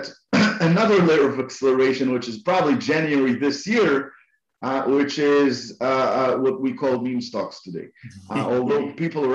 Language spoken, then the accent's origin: English; Israel; I'm from Israel